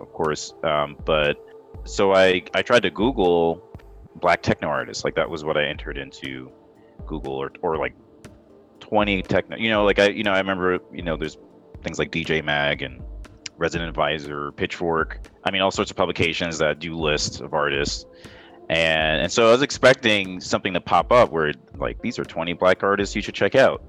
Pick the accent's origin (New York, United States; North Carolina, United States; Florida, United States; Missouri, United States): New York, United States; New York City; I grew up in New York listening in Queens. That's where I was born